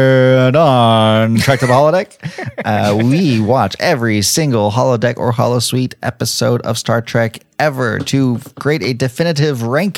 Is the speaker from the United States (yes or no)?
yes; Atlanta, Georgia, United States; Atlanta, my hometown